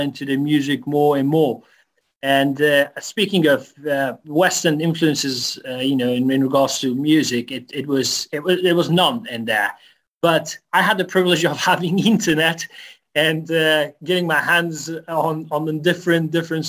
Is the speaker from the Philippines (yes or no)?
no; Afghanistan; I was born and raised in Afghanistan